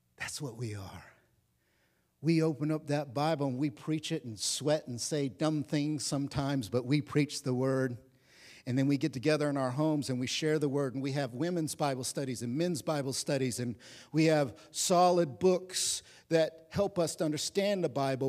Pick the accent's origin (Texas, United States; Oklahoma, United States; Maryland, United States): Oklahoma, United States; I'm from Oklahoma, so I wore belt buckles that said, "God, guns, and guts made America free."